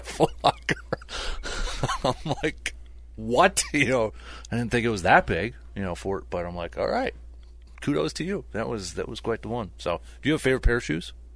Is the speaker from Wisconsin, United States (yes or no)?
yes; Medford, Wisconsin, United States; we grew up in Metford Town of just four thousand